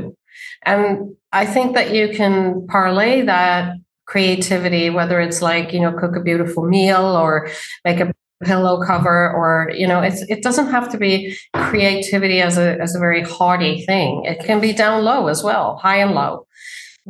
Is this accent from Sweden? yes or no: yes; Sweden; moved away as an adult; now in New York City, United States; I grew up in Sweden as a daughter of two very artistic people